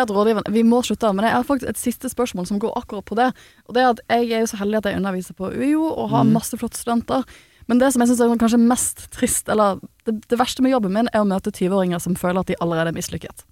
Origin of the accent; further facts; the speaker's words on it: Bergen, Vestland, Norway; jeg er jo fra Bergen